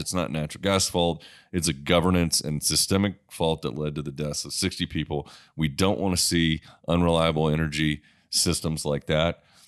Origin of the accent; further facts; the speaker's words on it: Sullivan's Island, South Carolina, United States; moved away; I come from South Carolina. Uh, the house I grew up in, uh, on Sullivan's Island